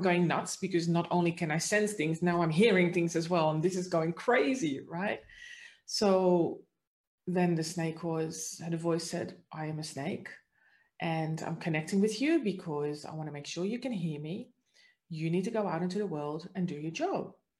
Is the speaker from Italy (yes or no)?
no; Netherlands; now in Australia; But the interesting part is that this didn't start until I actually had moved to Australia, because I'm originally from the Netherlands.